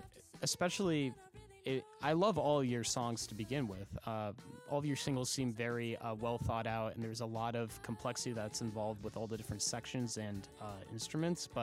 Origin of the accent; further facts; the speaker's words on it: Boston, Massachusetts, United States; moved away as an adult; now in Nashville, United States; I'm currently actually in Nashville, for school as well. I'm from Boston